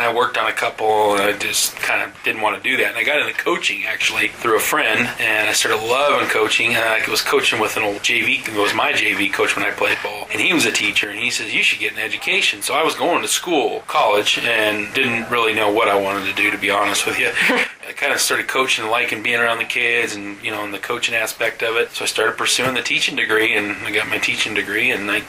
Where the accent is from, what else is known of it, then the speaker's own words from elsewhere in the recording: Reno, Nevada, United States; also born or lived in Las Vegas; Actually, I don't know if you know this, but I came from Reno.